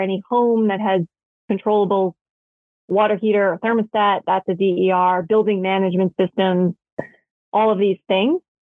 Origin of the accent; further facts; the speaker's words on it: New York City, New York, United States; I grew up in New York City